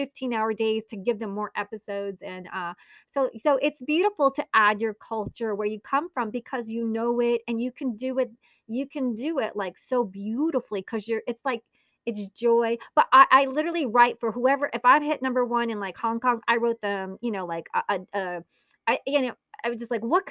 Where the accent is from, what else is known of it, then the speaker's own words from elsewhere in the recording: Italy; I was born in Italy. My mother's Italian.